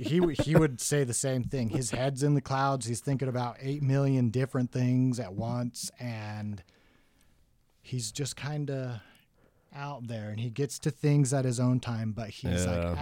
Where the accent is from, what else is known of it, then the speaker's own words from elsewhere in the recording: Bountiful, Utah, United States; In Bountiful.